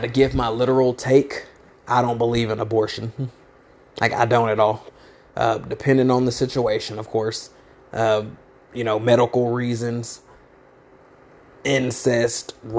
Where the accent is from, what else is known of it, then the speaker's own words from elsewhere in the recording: United States; I'm African American